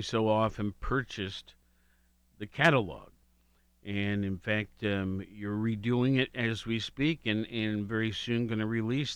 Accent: Worthington, Ohio, United States; growing up on High Street in Worthington

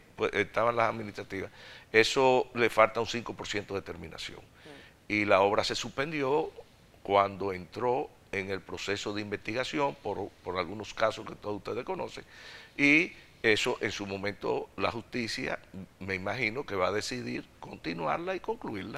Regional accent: Dominican Republic; viajando a torneos internacionales, representando el país

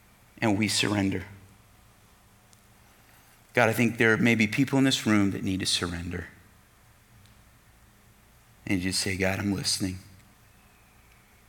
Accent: United States; as American Christians

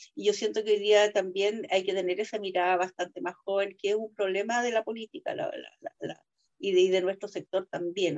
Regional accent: Chile; mi país

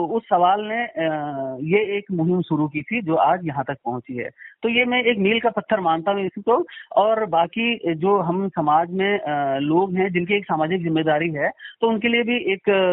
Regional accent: Kedar valley, Uttarakhand, India; मैं तो यहीं का रहने वाला हूं

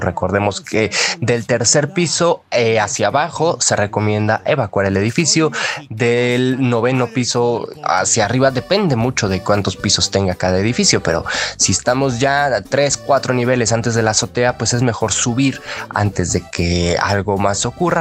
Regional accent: Mexico; quienes somos mexicanos

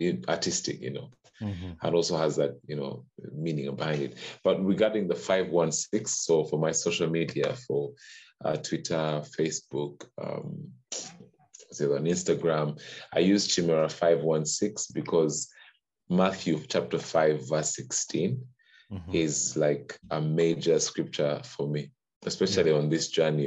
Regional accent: Uganda; also born or lived in Kampala, Uganda; I was born in Uganda. So born and bred in Uganda

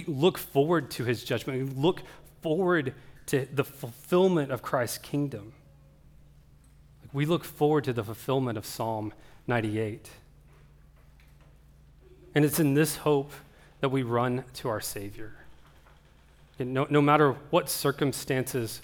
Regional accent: Oklahoma, United States; I grew up in Oklahoma

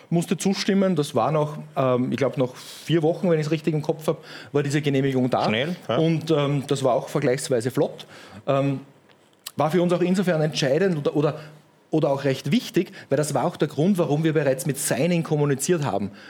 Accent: Upper Austria, Austria; aber ich war ähm, als Oberösterreicher quasi ähm, bei, einer, bei einer lokalen Bank

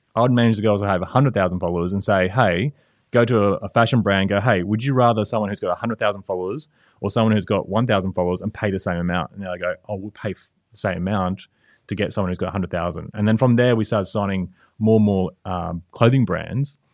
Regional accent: Brisbane, Queensland, Australia; Brisbane, Australia

